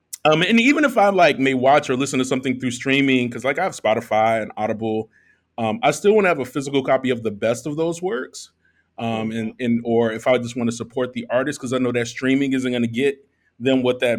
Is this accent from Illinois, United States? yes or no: yes; Chicago, Illinois, United States; moved away as an adult; now in Merida, Mexico; I'm a Black expat now. I'm originally from Chicago. I've lived in 7 different cities and now 3 different countries. And I've landed in Merida, Mexico.